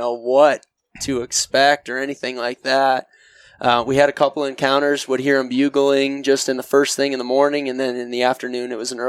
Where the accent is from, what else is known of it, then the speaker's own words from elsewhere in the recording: Western New York, United States; moved away as an adult; now in Utah, United States; I'm originally from Western New York.